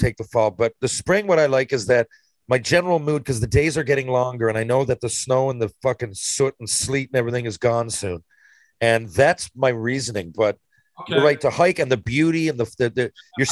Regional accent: Atlantic Canada, Canada; we're from Atlantic Canada.

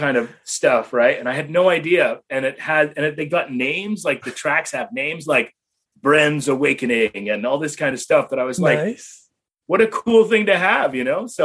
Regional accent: Toronto, Ontario, Canada; moved away as an adult; now in United States; I grew up in Toronto. I mean, I guess I grew up in a suburb of Toronto called Etobicoke

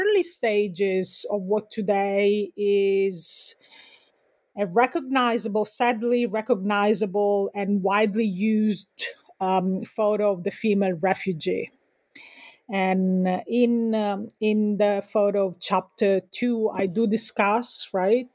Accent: Sicily, Italy; now in United States; I'm also from Sicily

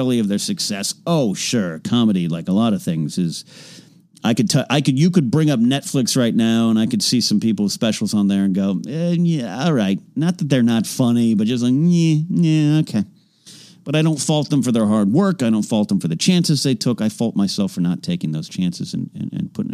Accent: Arroyo Grande, California, United States; my hometown, Arroyo Grande, California

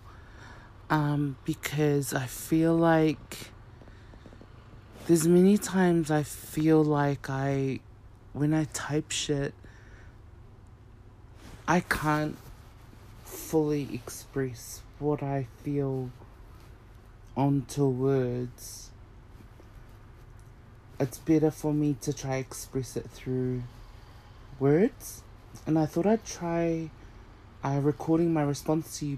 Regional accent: Auckland, New Zealand; I grew up in Auckland, GR, Glen Innes

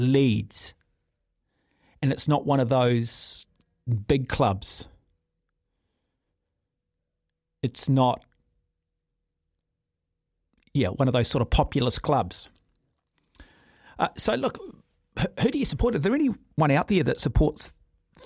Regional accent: Auckland, New Zealand; also born or lived in North Shore; I grew up in Auckland. I'm an Auckland rugby fan. I spent a lot of time living on the North Shore

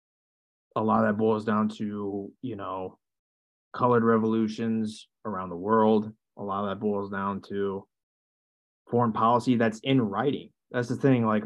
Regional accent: United States; I'm an American. I'm not a Ukrainian. I'm not a Russian.

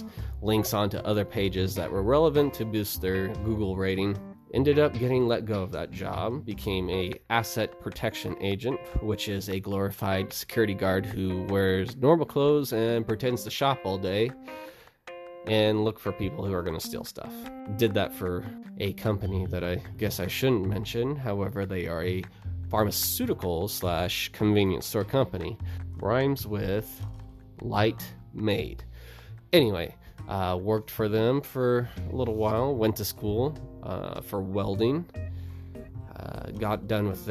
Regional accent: Moscow, Idaho, United States; I live in Idaho. I was born and raised here in Idaho. Born in Moscow

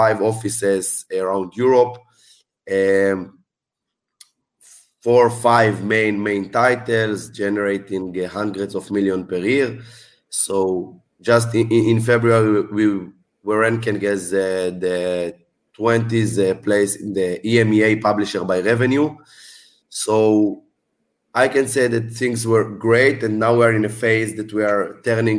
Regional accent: Israel; moved away; I'm from Israel originally

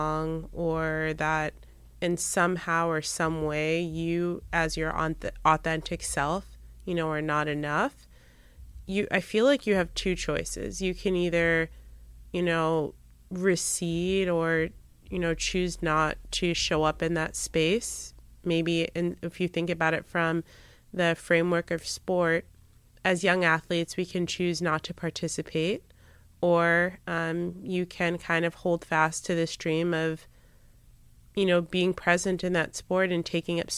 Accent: United States; an ethnic minority growing up in the United States

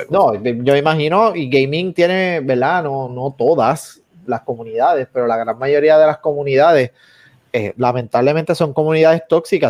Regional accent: Puerto Rico; somos puertorriqueños

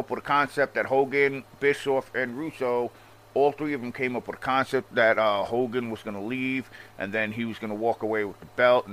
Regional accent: Long Island, New York, United States; accent: Long Island; I'm from Long Island, and obviously I have a strong accent

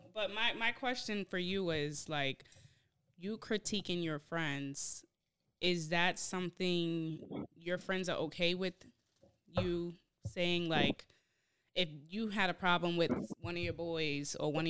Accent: Boston, Massachusetts, United States; I'm not from New York. I'm from Boston. From Boston? Yep. Born and raised.

